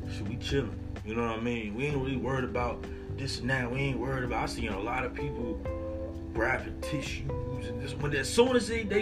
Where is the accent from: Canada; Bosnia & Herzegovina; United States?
United States; Atlanta, Georgia; I dealt with that shit. I'm from Atlanta, bro. I dealt with shit in high school, bro.